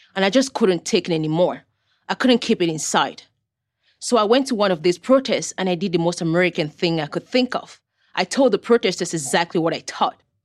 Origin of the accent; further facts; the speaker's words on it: Cameroon; now in United States; I was born in Cameroon. a country in West Africa.